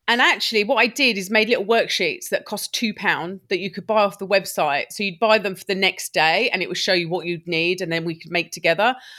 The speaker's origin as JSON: {"language": "English", "town": "Lewes", "region": "South East England", "country": "United Kingdom", "also_born_or_lived": "Brighton / Shropshire", "moved": "as an adult", "said": "I'm from Lewis"}